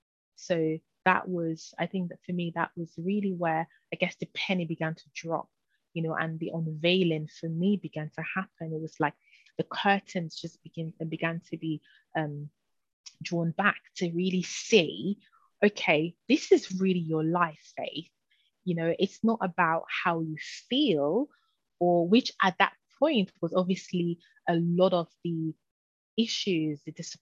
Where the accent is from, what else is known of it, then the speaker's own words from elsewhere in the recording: London, United Kingdom; growing up in London, and spiritually the climate can be quite tough